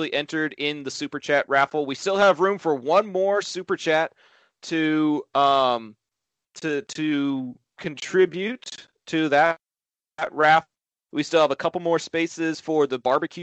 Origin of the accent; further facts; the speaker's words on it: Arlington, Texas, United States; my hometown of Arlington, Texas